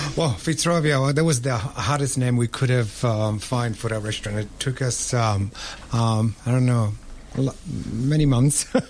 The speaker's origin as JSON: {"language": "English", "town": "Rome", "region": "Lazio", "country": "Italy", "also_born_or_lived": "London, United Kingdom", "moved": "yes", "lives_now": "Melbourne, Australia", "said": "Now I'm Italian. I'm from Rome."}